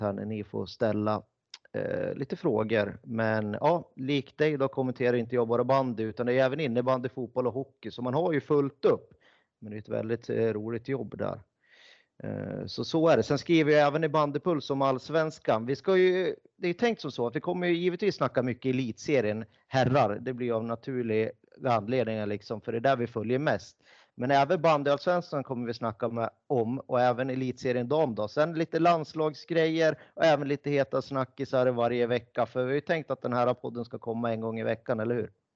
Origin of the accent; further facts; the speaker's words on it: Ljusdal, Gävleborg County, Sweden; also born or lived in Sollentuna, Stockholm; now in Stockholm, Sweden; Vi bägge är ju från Hälsingland, jag är från Ljusdal